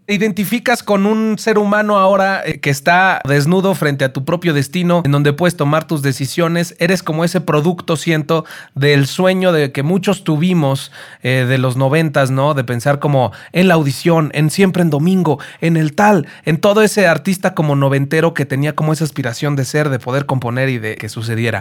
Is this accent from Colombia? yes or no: no; Mexico; El mexicano tiene creo que 32 tipos de ADN. Somos la raza que tiene más variedad